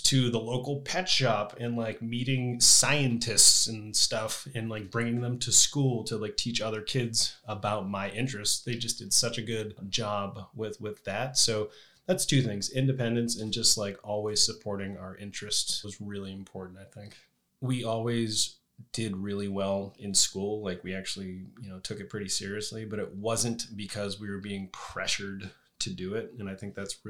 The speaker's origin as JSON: {"language": "English", "region": "New Hampshire", "country": "United States", "tie": "born or raised there", "moved": "yes", "said": "my brother and I, we grew up in New Hampshire."}